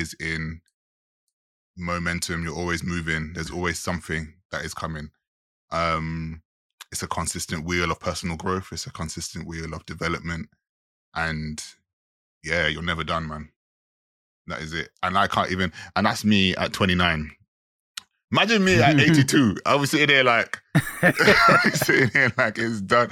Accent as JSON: {"language": "English", "country": "Jamaica", "said": "I'm a Jamaican"}